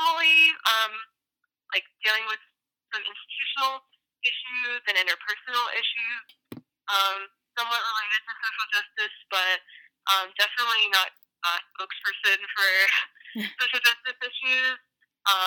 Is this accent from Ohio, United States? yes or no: no; the Boonies in South Carolina, United States; also born or lived in Charleston, South Carolina; I'm from the Boonies in South Carolina